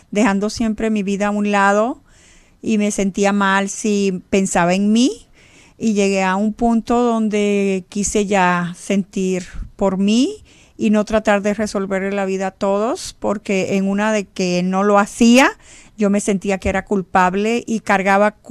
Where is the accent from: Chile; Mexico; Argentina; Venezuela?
Venezuela; born there; reglas de que no nos podíamos juntar con los venezolanos de donde yo nací porque no eran igual a nosotros